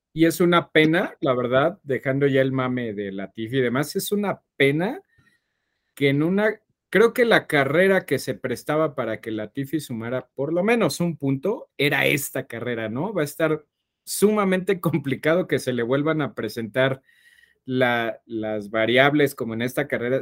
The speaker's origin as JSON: {"language": "Spanish", "country": "Mexico", "said": "somos mexicanos"}